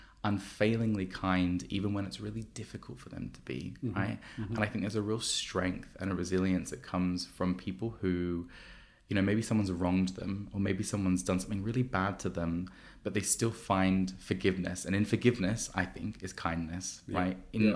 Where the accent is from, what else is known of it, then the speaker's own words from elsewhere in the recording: Sydney, New South Wales, Australia; now in London, United Kingdom; when I first moved to London, so I'm from, if you haven't heard my janky accent, I'm from Australia, I'm from Sydney.